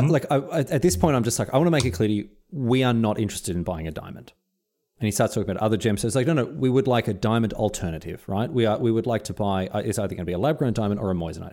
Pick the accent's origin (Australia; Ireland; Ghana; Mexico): Australia; Melbourne, Victoria; now in Sunshine Coast, Australia; I grew up in Melbourne.